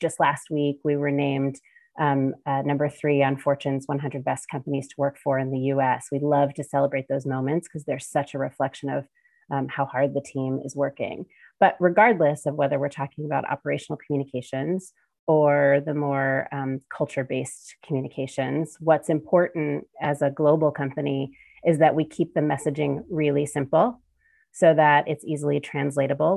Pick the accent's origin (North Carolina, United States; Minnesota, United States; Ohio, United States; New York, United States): Ohio, United States; Cincinnati; my hometown of Cincinnati, Ohio